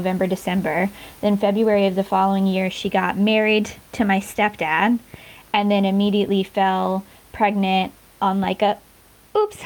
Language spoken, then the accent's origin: English; North Carolina, United States; moved away as an adult; now in Newcastle, United Kingdom; I'm originally from North Carolina in the States.